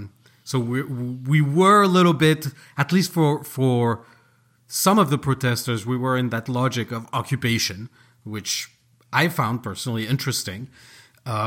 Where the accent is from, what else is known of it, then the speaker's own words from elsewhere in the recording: Paris, Île-de-France, France; moved away; born and raised in Paris.